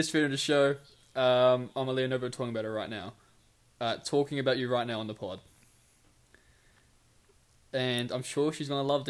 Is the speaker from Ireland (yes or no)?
no; New Plymouth, Taranaki, New Zealand; No, but I was saying because New Zealand, New Plymouth both start with New, so I was like, oh, I'm from New.